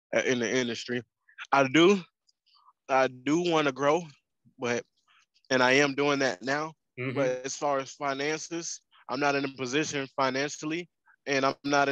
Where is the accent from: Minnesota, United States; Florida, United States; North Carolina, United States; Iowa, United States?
North Carolina, United States; moved away as an adult; also born or lived in Kansas; I'm from North Carolina, but I've been out of North Carolina for 5 years in Kansas